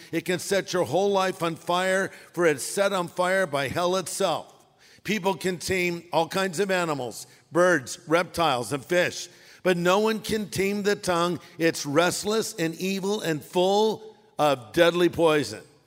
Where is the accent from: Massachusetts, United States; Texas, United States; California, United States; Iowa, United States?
California, United States; I'm from California